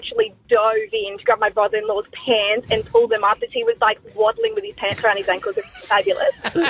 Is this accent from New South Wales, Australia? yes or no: yes; New South Wales, Australia; I grew up in New South Wales